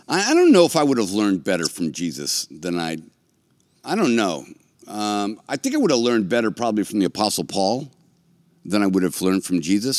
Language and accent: English; United States